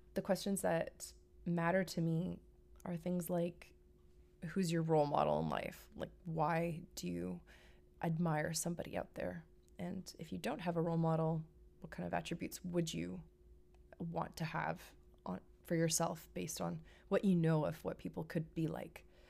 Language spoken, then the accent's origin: English; Vancouver, British Columbia, Canada; moved away; I'm from Vancouver, Canada. I'm a West Coast girl